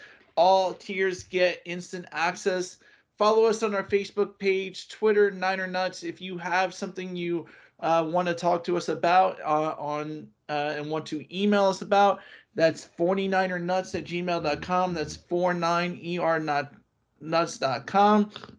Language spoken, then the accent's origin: English; Easton, Pennsylvania, United States; I'm actually from Easton, Pennsylvania.